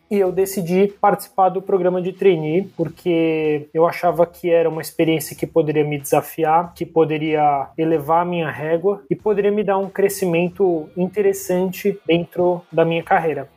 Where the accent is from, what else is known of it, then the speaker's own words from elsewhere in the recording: São Paulo, Brazil; Sou natural aqui de São Paulo, capital